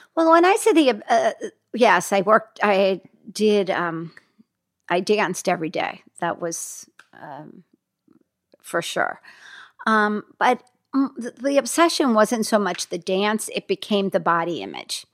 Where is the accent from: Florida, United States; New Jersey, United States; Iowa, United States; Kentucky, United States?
New Jersey, United States; Hackensack; moved away as an adult; also born or lived in New York; I grew up in Hackensack, New Jersey.